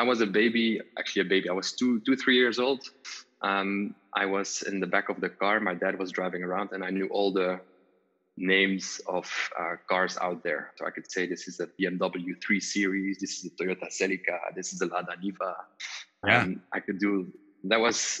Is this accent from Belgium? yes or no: yes; Wallonia, Belgium; English is a second language; I am from Belgium. My dad is from the Netherlands, so I have the Dutch language that I was brought onto, and then my mom is from Belgium, from the southern part, the French-speaking part, so I also speak French, and I grew up in the French-speaking